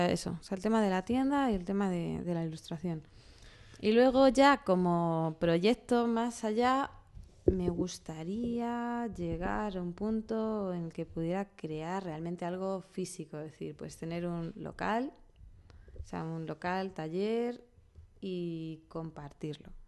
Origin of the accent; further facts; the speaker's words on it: Toledo, Castilla-La Mancha, Spain; De Toledo.